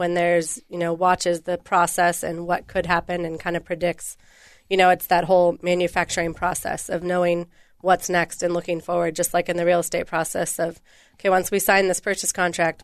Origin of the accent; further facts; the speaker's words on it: Bay Area, California, United States; moved away as an adult; also born or lived in Palm Desert, California; now in Minnesota, United States; I was raised in the Bay Area in California